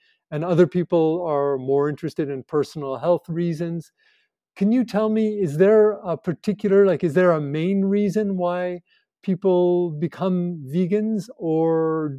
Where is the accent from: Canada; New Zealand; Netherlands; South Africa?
Canada; now in Nepal; my home country, Canada